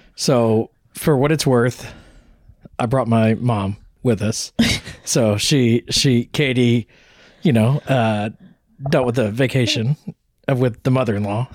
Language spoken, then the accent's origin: English; Texas, United States; moved away; also born or lived in Northeast US; we're from Texas originally